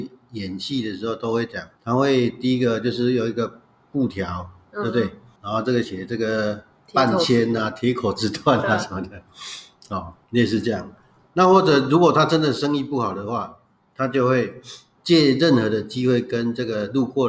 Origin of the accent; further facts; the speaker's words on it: China; 可是这是我们中国人传统里面最有价值的一部分之一呢。